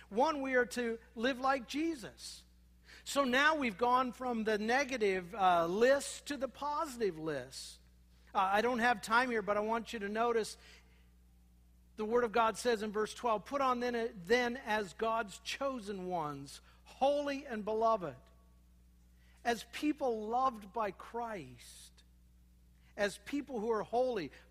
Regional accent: Minnesota, United States; born there; I was born in Minnesota, those terrible Minnesotans that look down on us Iowans.

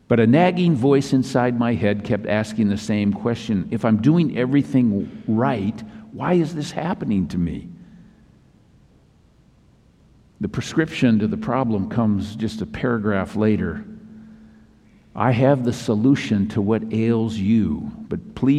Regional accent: Minnesota, United States; now in Southern California, United States; my home state of Minnesota

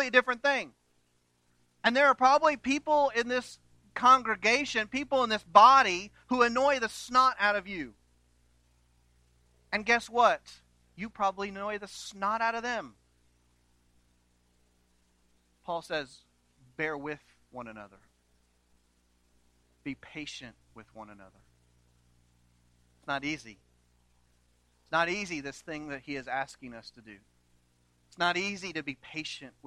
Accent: New London, United States; I grew up in New London

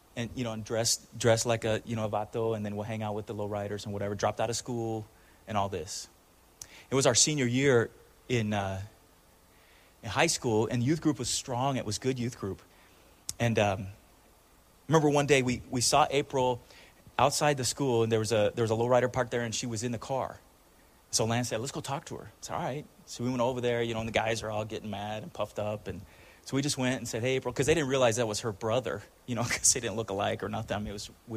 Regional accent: Chula Vista, California, United States; I grew up in Chula Vista, which is South Side San Diego

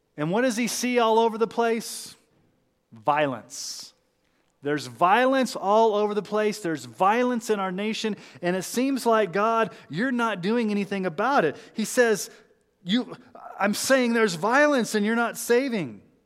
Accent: United States; I'm from America

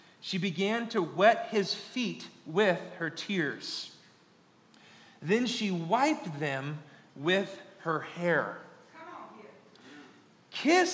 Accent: Kansas, United States; I'm born and raised in Kansas

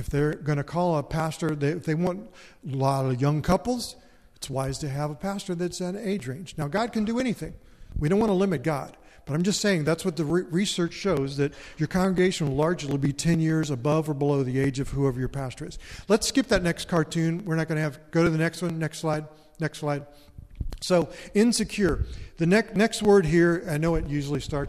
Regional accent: Erlanger, Kentucky, United States; moved away as an adult; also born or lived in San Diego, California; the church I grew up in Erlanger, Kentucky

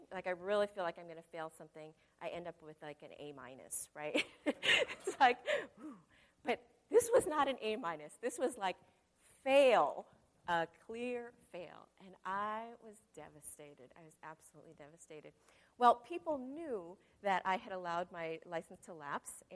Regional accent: Modesto, California, United States; I was from Modesto

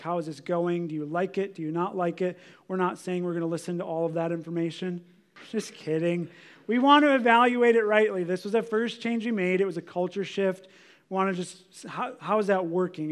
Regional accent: United States; I look at my own life as an American

